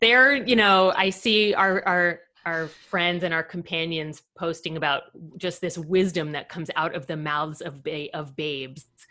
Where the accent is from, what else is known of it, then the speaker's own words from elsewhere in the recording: Fort Lauderdale, Florida, United States; moved away as an adult; I grew up in Fort Lauderdale